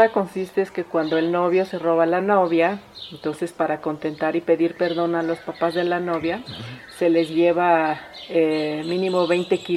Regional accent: Teotitlán del Valle, Oaxaca, Mexico; soy originaria de Teotitlán del Valle

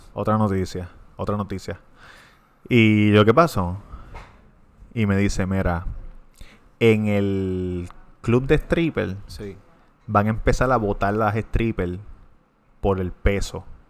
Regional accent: Levittown, Puerto Rico; de Levitown.

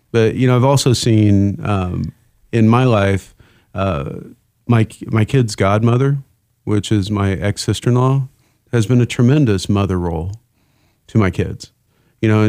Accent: Indiana, United States; moved away; growing up in Indiana

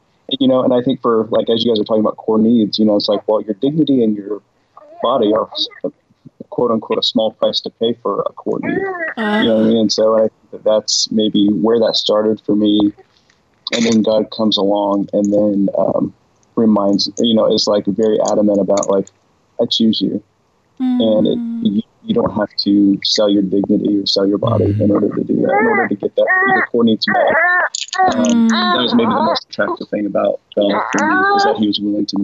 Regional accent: Midwest, United States; growing up in the West and then the Midwest in particular

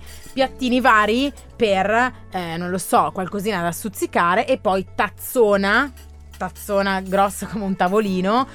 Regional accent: Graffignana, Lombardy, Italy; moved away as an adult; now in Milan, Italy; torno sempre meno a Graffignana che è il mio paese d'origine

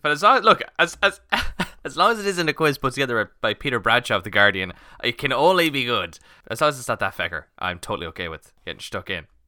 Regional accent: Ireland; we're Irish

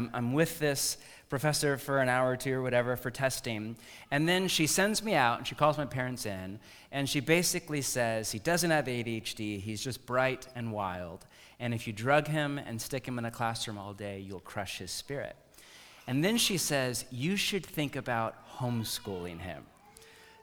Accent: Bay Area, California, United States; moved away; I grew up in the Bay Area of California

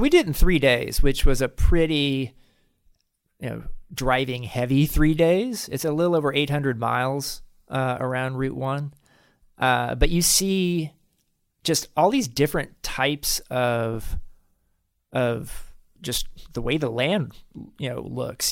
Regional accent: United States; our country, a country of three hundred fifty million

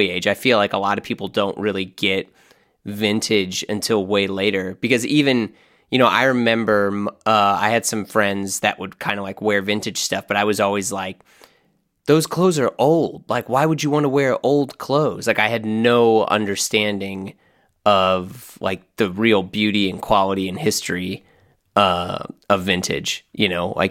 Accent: Midwest, United States; I grew up in the Midwest

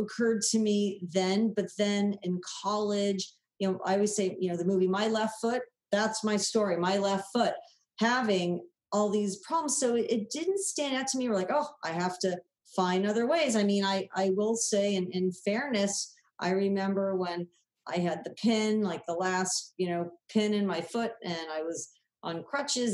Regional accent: Southern California, United States; growing up in Southern California, I never swam in the ocean.

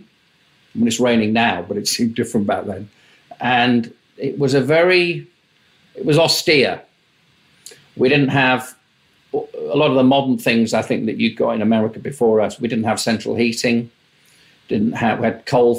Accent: Tadcaster, Yorkshire and the Humber, United Kingdom; I was born in Yorkshire, which is up in the north of England. My father was the principal of a grammar school. My mum sort of was my mum. I had a younger brother. We lived in a town halfway between Leeds and York until I was about 11.

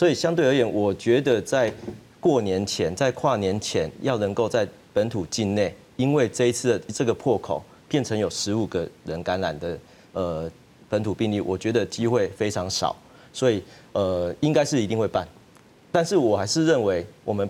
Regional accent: Taiwan; 在台湾而言，这个病毒，因为我们台湾人的一个呃工位的习惯跟戴口罩的习惯

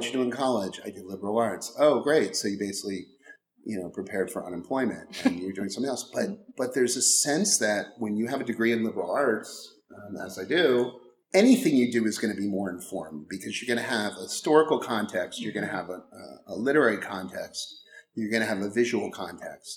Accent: Maryland, United States; moved away as an adult; also born or lived in Washington, D.C.; now in Los Angeles, United States; I grew up in Maryland, and then I lived in Washington, D.C. for 6 years

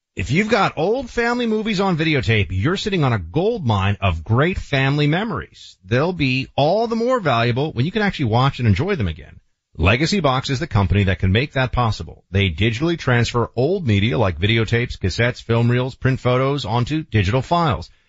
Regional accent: New York, United States; moved away; my home state or former home state of New York

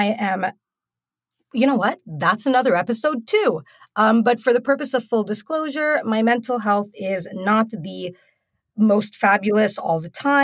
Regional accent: United Arab Emirates; moved away; growing up in the United Arab Emirates

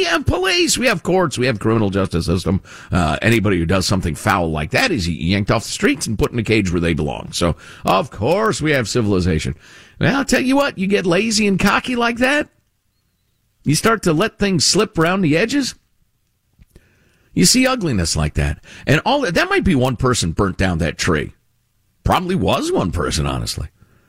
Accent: Chicago, Illinois, United States; I grew up in Chicagoland, and, you know, that's where my heart considers home, honestly, after all these years.

